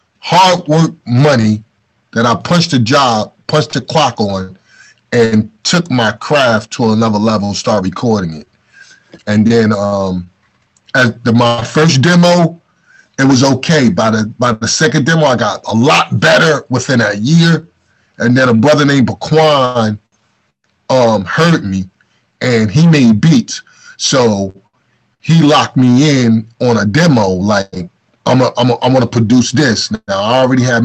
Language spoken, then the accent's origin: English; Newark, New Jersey, United States; also born or lived in East Orange, New Jersey; Newark and East Orange is where I'm from. I was born in Newark. At 11th grade, we moved to East Orange, in New Jersey